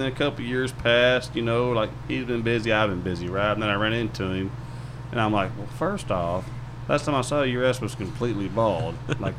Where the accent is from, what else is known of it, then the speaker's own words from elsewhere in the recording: Dallas, Texas, United States; the Dallas market's my hometown